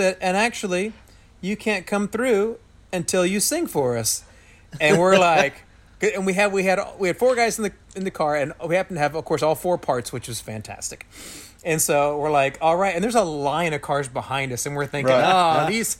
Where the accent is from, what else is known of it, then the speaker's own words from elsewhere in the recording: United States; We're from America.